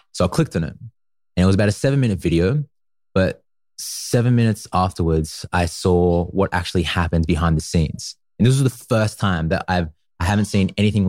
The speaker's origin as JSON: {"language": "English", "town": "Newcastle", "region": "New South Wales", "country": "Australia", "tie": "born or raised there", "said": "I grew up in a tiny little place called Gateshead. That's usually where I spent most of my time, in Newcastle in Australia. And yeah, that's where I went to school. That's where I went to primary school, and it's where I spent most of my years, actually."}